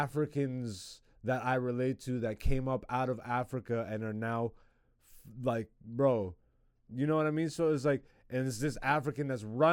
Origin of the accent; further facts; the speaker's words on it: Ontario, Canada; now in Toronto, Canada; I grew up in Ontario